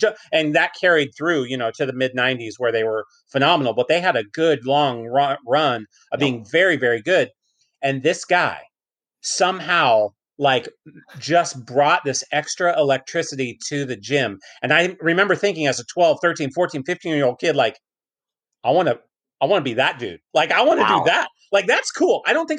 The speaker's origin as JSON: {"language": "English", "town": "Sacramento", "region": "California", "country": "United States", "tie": "born or raised there", "said": "Born and raised in Sacramento. Grew up in South Sac. Went to high school here. You know, grew all the way up, elementary school, junior high school. I went to UC Davis, as you well know, and then and then ran right back here."}